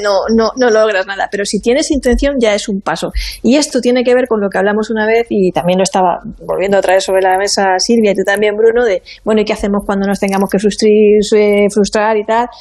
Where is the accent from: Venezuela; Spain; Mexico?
Spain; Monforte del Cid, Valencian Community; mi tierra, de Monforte